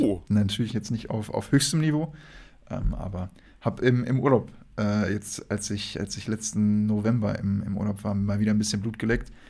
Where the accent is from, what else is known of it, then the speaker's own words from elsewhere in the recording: Wolfsburg, Lower Saxony, Germany; ich bin ja aus Wolfsburg